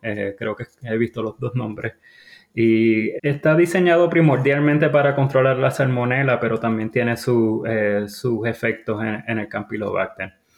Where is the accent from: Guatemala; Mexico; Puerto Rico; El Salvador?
Puerto Rico; Mayagüez; moved away as an adult; also born or lived in North Carolina, United States; now in United States; Originalmente soy, eh, Puerto Rico, eh, yo me crié en el área de Mayagüez, Puerto Rico